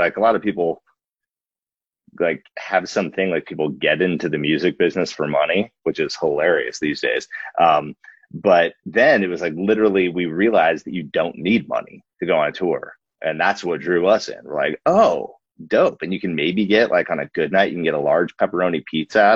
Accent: Alaska, United States; moved away as an adult; also born or lived in Wasilla, Alaska / Portland, Oregon; We grew up in Alaska and it's very isolated, but like very special. So we love the place that we're from

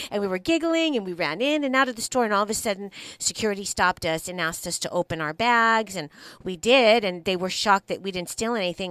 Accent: Los Angeles, California, United States; I'm not from East LA, but I'm definitely from the East Side

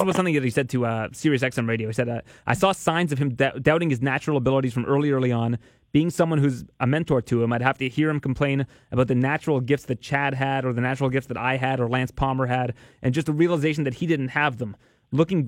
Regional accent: Canada; I'm a Canadian

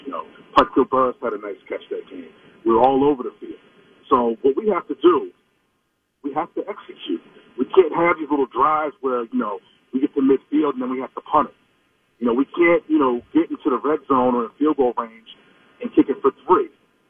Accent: Maryland, United States; now in Providence, United States; I'm originally from Maryland, though, but we didn't have a team for all those years

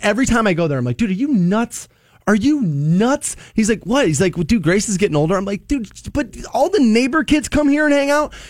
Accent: Aurora, Ohio, United States; I grew up in Aurora Shores and there was a pool walking distance from my house.

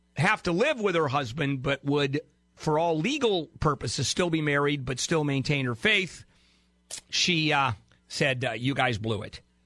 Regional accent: Brazil; moved away; I was born in Brazil, and when I was growing up there

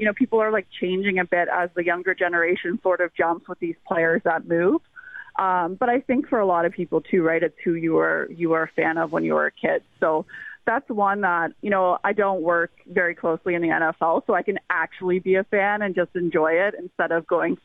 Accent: Niagara region, Ontario, Canada; I'm actually originally from the Niagara region

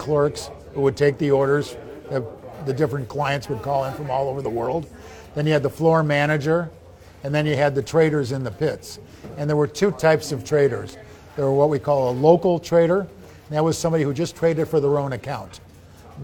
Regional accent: Chicago, Illinois, United States; I'm a city kid born and raised in Chicago.

